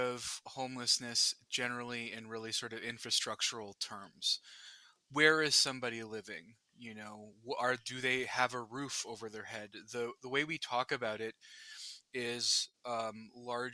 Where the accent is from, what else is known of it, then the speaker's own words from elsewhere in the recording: Muskoka, Ontario, Canada; my parents and I moved up here when I was around 3